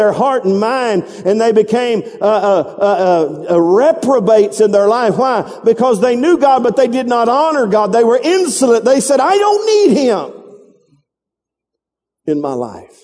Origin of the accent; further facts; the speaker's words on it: the Bible Belt, the South, United States; I was raised in the Bible Belt.